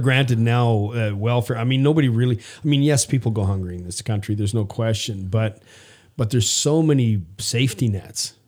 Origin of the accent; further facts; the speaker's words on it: Prince Albert, Saskatchewan, Canada; now in United States; I grew up in the early '60s, and we lived in uh, all over rural Saskatchewan, and then ended up in a place called Prince Albert for a long time.